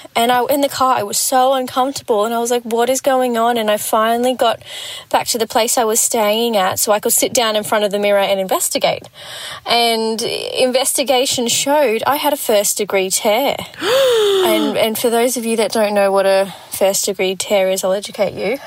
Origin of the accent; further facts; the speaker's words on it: Gold Coast, Queensland, Australia; I'm from the Gold Coast